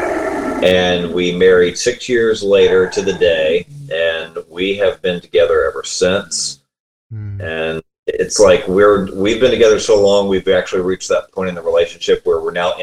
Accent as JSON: {"language": "English", "town": "Columbia", "region": "South Carolina", "country": "United States", "tie": "born or raised there", "moved": "as an adult", "lives_now": "Richmond, United States", "said": "We grew up in Columbia, South Carolina, which is the capital there."}